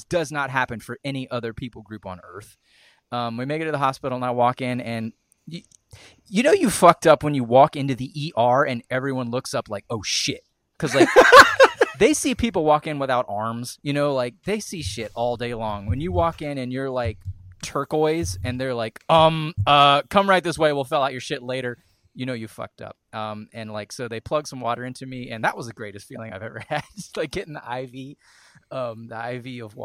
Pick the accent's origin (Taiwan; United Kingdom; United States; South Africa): United Kingdom; Scotland; I'm Scottish